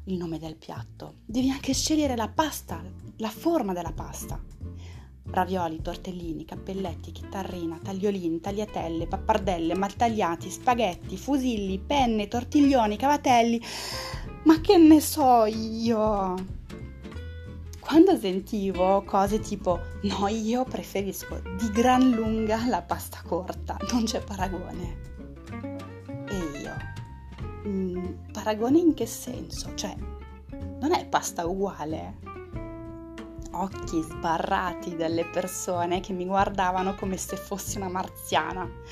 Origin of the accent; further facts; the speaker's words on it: France; Italian is a second language; moved away as an adult; also born or lived in Italy; da francese